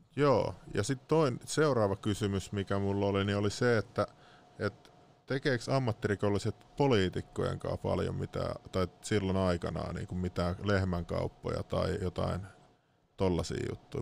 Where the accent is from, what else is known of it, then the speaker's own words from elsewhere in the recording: Lahti, Päijät-Häme, Finland; moved away; mä oon Lahesta